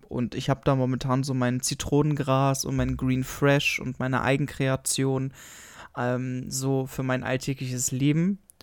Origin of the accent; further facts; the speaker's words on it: Germany; bei uns in Deutschland